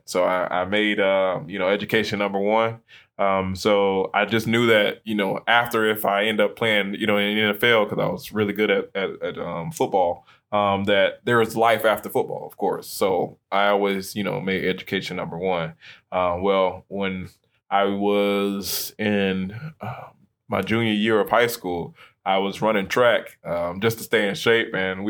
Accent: Tampa, Florida, United States; like you said, I'm here from Tampa. Grew up with a single mom.

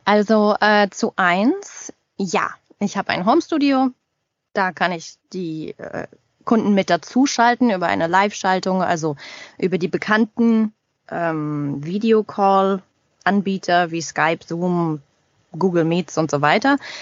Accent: Germany; moved away as an adult; also born or lived in Paris, France / Montreal, Canada; now in Toronto, Canada; als Deutsche im Ausland

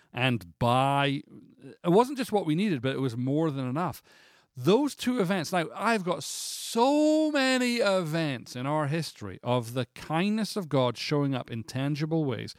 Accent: Scotland, United Kingdom; moved away; I'm Scottish

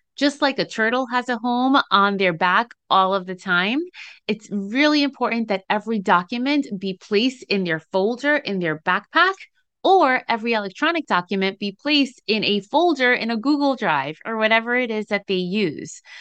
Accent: New Jersey, United States; in case you couldn't tell from the accent people say I have, I'm from Jersey.

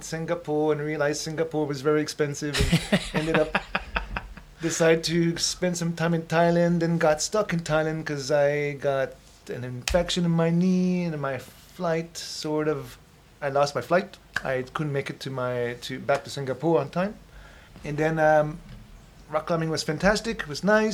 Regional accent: Newfoundland and Labrador, Canada; moved away as an adult; also born or lived in Quebec / British Columbia; I was born in Labrador. Quebec is where my family is from.

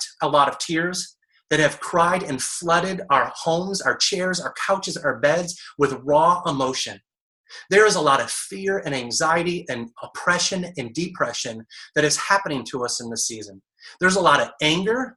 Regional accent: Detroit, Michigan, United States; Marco and I grew up together and in Detroit

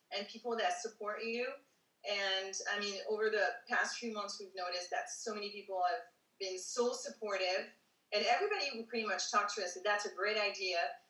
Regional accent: Paris, Île-de-France, France; moved away as an adult; also born or lived in East Coast, United States; I'm originally from Paris. Um, I was uh, born there and I lived there until I was 21. Then I moved to the US. I traveled in between and lived different places in, the, in you know, in the meantime.

